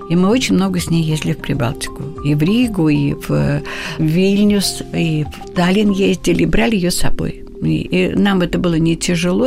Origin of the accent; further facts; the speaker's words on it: Moscow, Russia; also born or lived in Abramtsevo; я москвичка коренная, угу. да, плющихинская девица